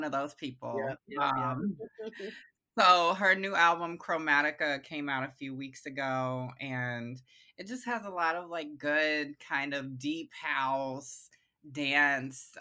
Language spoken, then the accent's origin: English; Augusta, Georgia, United States; also born or lived in Oakland; now in Brooklyn, United States; I was raised in Augusta, Georgia. So I'm a Southern girl